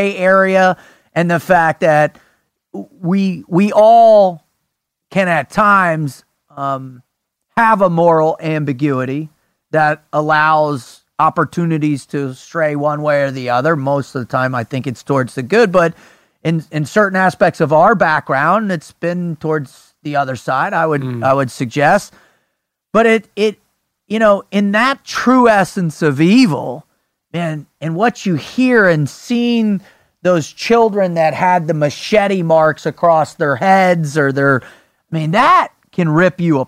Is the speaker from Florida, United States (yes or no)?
yes; South Florida, United States; growing up in South Florida, we had the highest concentration of Holocaust survivors